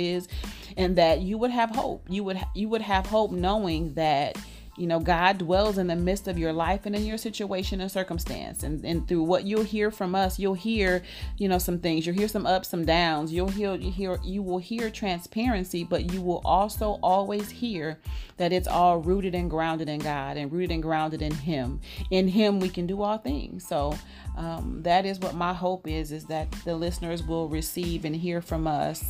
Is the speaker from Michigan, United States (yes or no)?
yes; Detroit, Michigan, United States; moved away as an adult; also born or lived in Chicago, Illinois; now in Dallas, United States; I was born in Chicago, moved to Detroit when I was about, I'll say 10 years old. So grew up most of my, you know, child and adult life in Detroit, Michigan